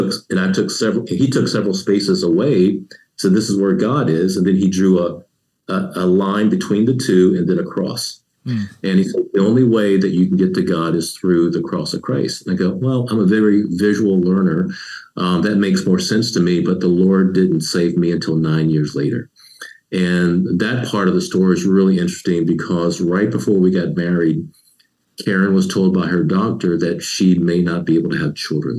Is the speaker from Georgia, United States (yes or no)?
yes; Savannah, Georgia, United States; moved away as an adult; also born or lived in Columbia, South Carolina; growing up in Savannah, Georgia